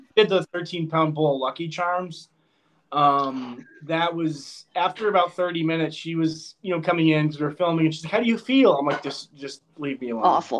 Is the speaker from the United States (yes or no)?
yes; Connecticut, United States; I am from Connecticut